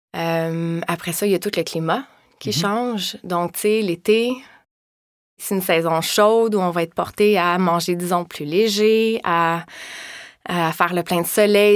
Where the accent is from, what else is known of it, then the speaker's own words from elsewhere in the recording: Val-Morin, Quebec, Canada; moved away as an adult; also born or lived in Laval; now in Montreal, Canada; moi, je viens de Valmorin.